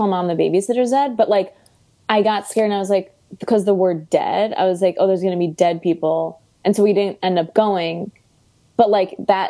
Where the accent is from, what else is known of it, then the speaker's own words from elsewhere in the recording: Chicago, Illinois, United States; accent: Chicago; now in New York, United States; My Chicago accent has come out more.